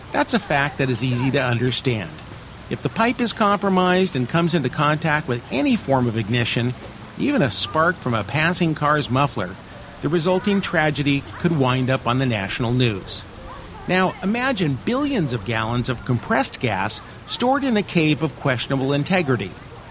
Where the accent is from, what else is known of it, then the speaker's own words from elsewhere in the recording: Atascadero, California, United States; back in my hometown of Atascadero